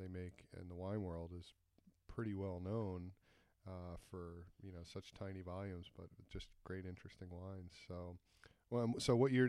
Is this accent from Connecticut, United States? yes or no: no; Philadelphia, Pennsylvania, United States; moved away as an adult; now in Hawke's Bay, New Zealand; I thought I was the only guy from the Philadelphia area, ended up in Hawke's Bay